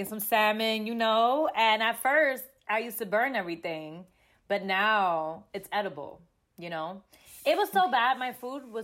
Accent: New York City, New York, United States; moved away as an adult; also born or lived in Dominican Republic; now in Los Angeles, United States; I was born in the Bronx, New York. And then my grandparents, they raised me in DR till like I was like 5 or 6.

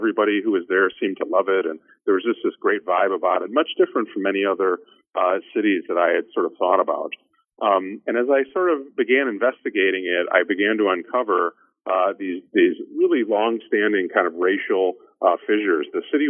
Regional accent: Chicago, Illinois, United States; moved away as an adult; also born or lived in Austin, Texas; I grew up in Chicago and spent most of my life in the Midwest and around Chicago.

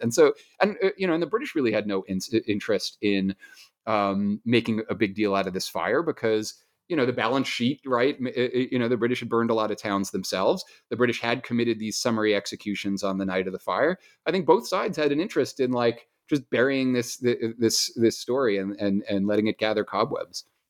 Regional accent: New York City, New York, United States; I'm a New Yorker

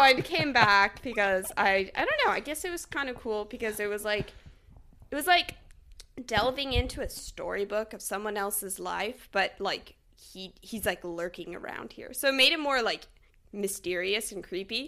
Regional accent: Texas, United States; now in Talent, Oregon, United States; I was born in Texas, so my family is still in Texas

